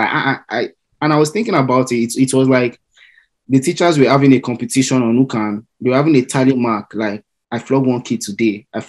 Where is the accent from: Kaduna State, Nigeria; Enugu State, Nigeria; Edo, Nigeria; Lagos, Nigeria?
Lagos, Nigeria; also born or lived in Ogun State, Nigeria; now in Chicago, United States; we're from the mainland